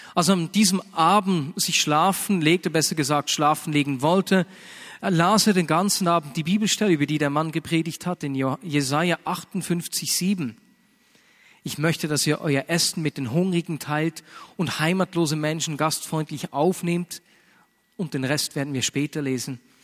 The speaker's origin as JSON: {"language": "German", "country": "Switzerland", "said": "bei uns in der Schweiz"}